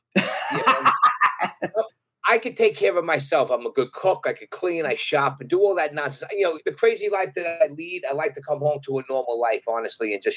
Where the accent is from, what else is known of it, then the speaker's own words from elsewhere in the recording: New York City, New York, United States; accent: Brooklyn; also born or lived in Brooklyn, New York / Jersey Shore; I was in Brooklyn till I was 12, but then my father bought some property and we, he built a house on Staten Island. So then I, I grew up there